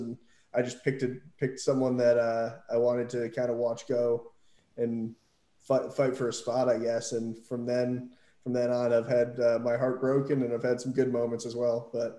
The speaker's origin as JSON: {"language": "English", "region": "Massachusetts", "country": "United States", "also_born_or_lived": "Australia", "said": "I'm from Massachusetts"}